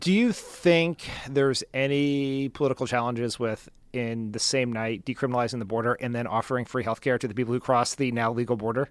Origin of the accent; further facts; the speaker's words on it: Wilmington, Delaware, United States; my hometown of Wilmington, Delaware. which had such a problem with school integration that there was federally mandated busing until my senior year in high school